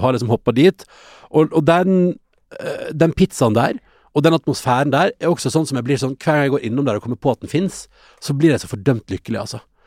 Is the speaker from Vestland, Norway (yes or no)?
yes; Førde, Vestland, Norway; moved away; når jeg er hjemme i Førde